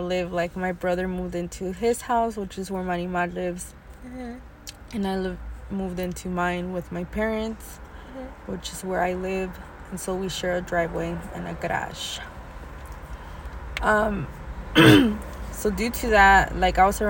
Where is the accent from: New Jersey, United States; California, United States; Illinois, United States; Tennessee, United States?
California, United States; I was born in California, U.S. of A.